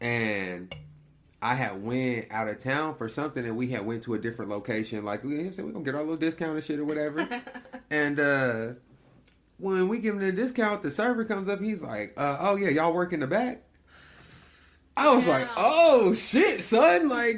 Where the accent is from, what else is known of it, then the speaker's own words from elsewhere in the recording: Lawton, Oklahoma, United States; moved away as an adult; now in Houston, United States; I've been in Texas. I've only been in Texas for 4 years, but I was raised in Oklahoma